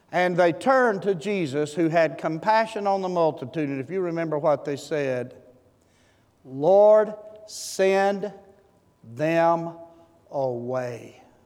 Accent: Seed Tick, Texas, United States; I'm from Seed Tick, Texas.

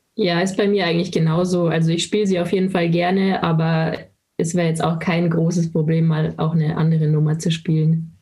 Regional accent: Landshut, Bavaria, Germany; Ich komme aus Landshut und habe auch dort mit dem Eishockey angefangen

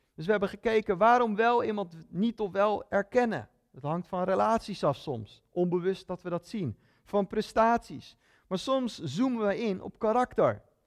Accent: Netherlands; Ik ben een Nederlander

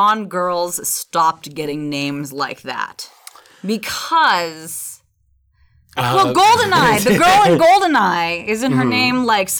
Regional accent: San Francisco, California, United States; I grew up in San Francisco.

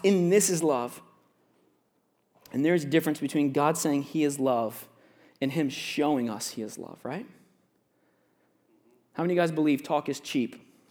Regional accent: Florida, United States; I grew up in Florida. I'll let you guys know that. I have a lot of Florida stories.

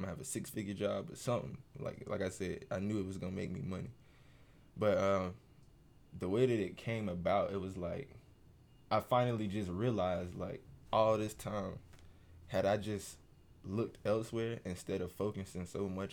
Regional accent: Rock Hill, South Carolina, United States; I'm born and raised in South Carolina

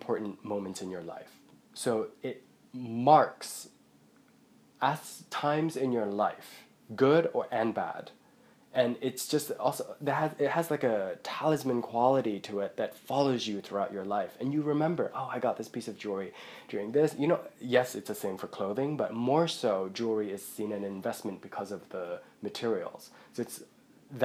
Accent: Hong Kong; moved away; also born or lived in Buckinghamshire, England; I'm from Hong Kong

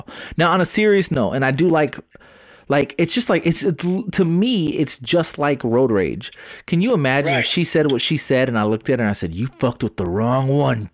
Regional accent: Smithville, Texas, United States; now in San Antonio, United States; I have my Smithville. I have my Smithville roots in me

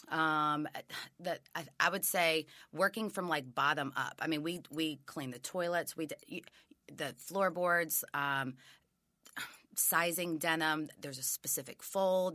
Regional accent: Memphis, Tennessee, United States; also born or lived in Raleigh, Memphis / Germantown, Tennessee; I am Memphis born and bred

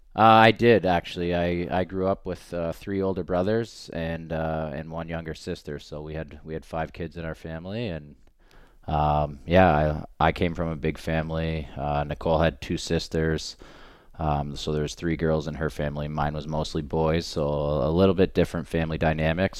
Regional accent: Canada; we're all Canadian

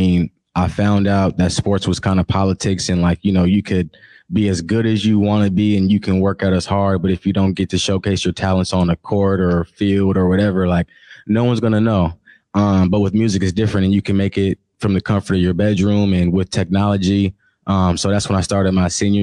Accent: Seattle, Washington, United States; I'm from Seattle, Washington, born and raised.

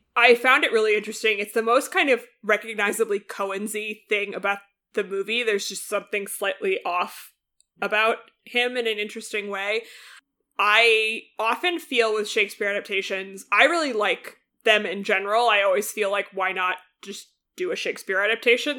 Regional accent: United States; as an American

